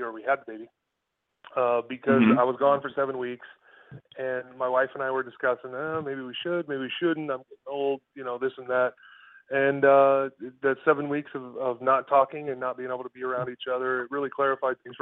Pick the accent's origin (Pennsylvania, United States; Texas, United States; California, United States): California, United States; San Diego; moved away; that's my hometown. I went to Torrey Pines High School